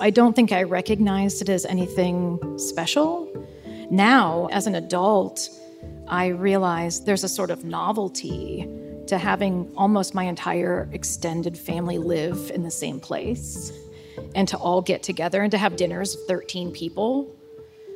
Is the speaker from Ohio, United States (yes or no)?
yes; Columbus, Ohio, United States; I still live in my hometown. Basically, I grew up in central Ohio in the Columbus, Ohio area